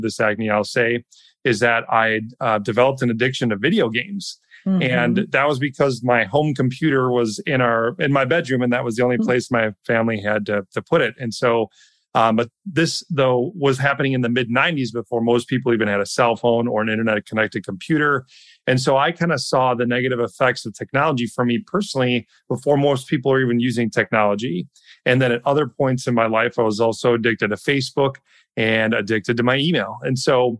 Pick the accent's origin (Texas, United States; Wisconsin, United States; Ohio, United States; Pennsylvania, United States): Wisconsin, United States; I grew up in Wisconsin